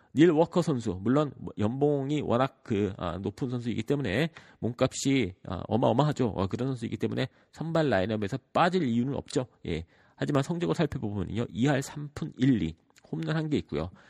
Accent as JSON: {"language": "Korean", "country": "United States", "tie": "born or raised there", "said": "저 같은 경우에는 미국에서 자랐고"}